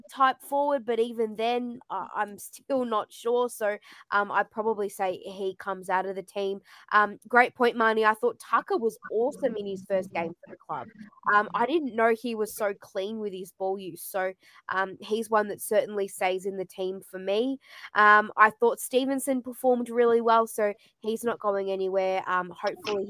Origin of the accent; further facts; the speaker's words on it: Melbourne, Victoria, Australia; I'm from Melbourne.